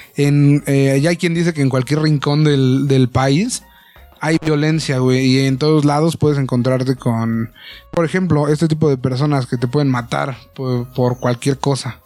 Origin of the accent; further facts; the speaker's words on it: Mexico; como mexicanos